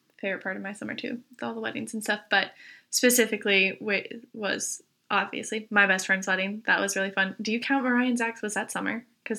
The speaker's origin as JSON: {"language": "English", "region": "Virginia", "country": "United States", "moved": "yes", "lives_now": "Aberdeen", "said": "as was said, and I'm from Virginia, I like to say."}